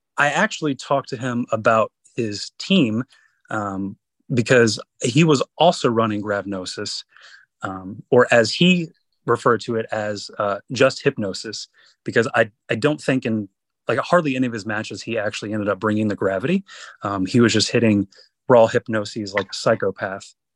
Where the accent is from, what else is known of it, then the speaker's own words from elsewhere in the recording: North Carolina, United States; it is in my home state. I live in North Carolina